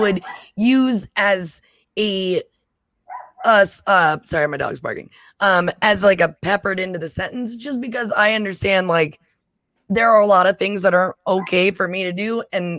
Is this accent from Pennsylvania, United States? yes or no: yes; Pennsylvania, United States; I grew up in Pennsylvania